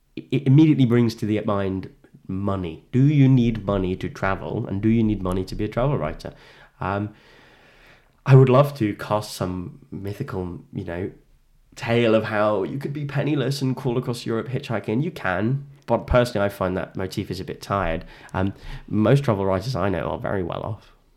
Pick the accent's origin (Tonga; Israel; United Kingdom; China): United Kingdom; England; I am inexplicably British, whether I want to be or not, right?